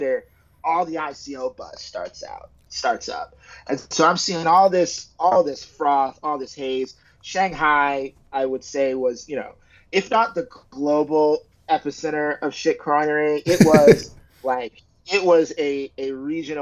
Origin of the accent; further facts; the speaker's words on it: United States; I'm African American, so I come from an African American tradition